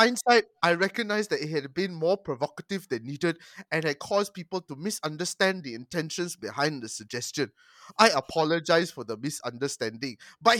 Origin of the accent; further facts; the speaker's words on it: Malaysia; speaking as a Malaysian, come on, our racist undertones are prevalent fucking everywhere.